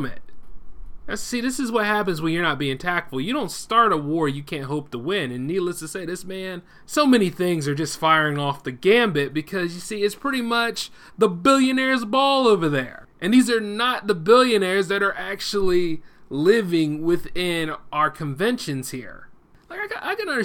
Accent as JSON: {"language": "English", "country": "United States", "said": "we as the American people"}